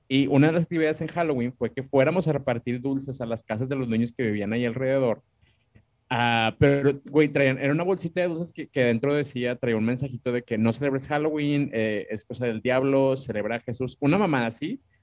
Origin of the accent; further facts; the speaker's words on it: Monterrey, Nuevo León, Mexico; Y como somos regios